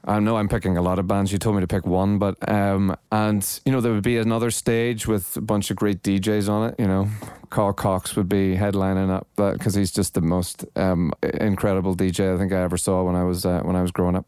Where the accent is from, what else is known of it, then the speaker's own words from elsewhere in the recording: Northern Ireland, United Kingdom; also born or lived in Los Angeles; I'm from Northern Ireland. It was a very closed society when I was growing up